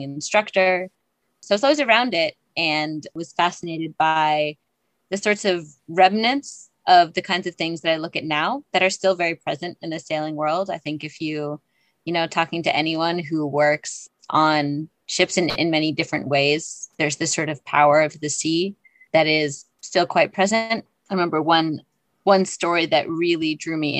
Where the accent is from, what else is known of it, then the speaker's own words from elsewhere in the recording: Salem, Massachusetts, United States; I grew up in Salem, Massachusetts